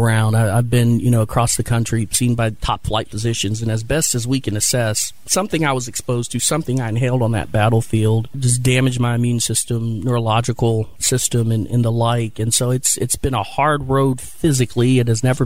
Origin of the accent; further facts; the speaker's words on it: Canton, Ohio, United States; moved away as an adult; also born or lived in Columbus, Ohio; I'm from Canton, Ohio.